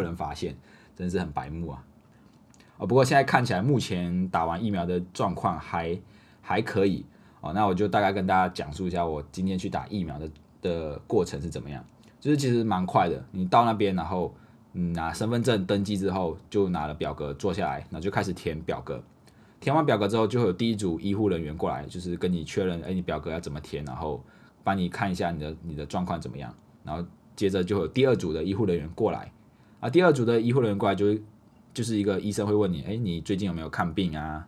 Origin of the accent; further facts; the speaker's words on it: Malaysia; now in Taiwan; 我们马来西亚人，我们外国人